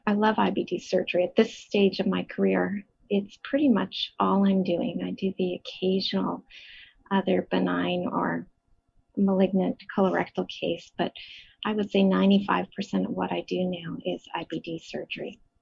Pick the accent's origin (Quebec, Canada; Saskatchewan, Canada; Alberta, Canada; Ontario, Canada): Alberta, Canada; Edmonton; moved away as an adult; now in Toronto, Canada; I grew up in Edmonton. I was born in Edmonton, raised there